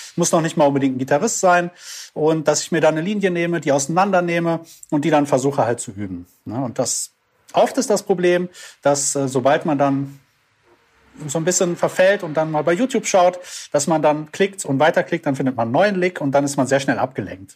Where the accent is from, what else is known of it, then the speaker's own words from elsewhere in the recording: Düsseldorf, North Rhine-Westphalia, Germany; ich komme aus Düsseldorf und äh, bin da Musiker